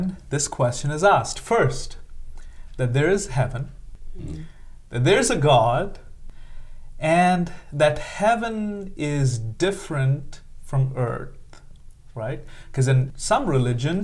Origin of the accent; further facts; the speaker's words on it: India; moved away as an adult; I'm from India. I'm an Indian, grew up for the first 22 years of my life in India, came here as a graduate student, and I've been here for the last 15 years.